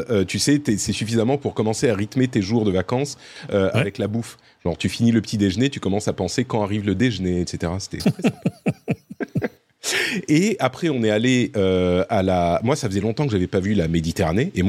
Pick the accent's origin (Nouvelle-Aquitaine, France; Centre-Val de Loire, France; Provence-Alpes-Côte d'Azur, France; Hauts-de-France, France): Provence-Alpes-Côte d'Azur, France; Cannes; je suis originaire de Cannes, je suis totalement d'accord, Patrick.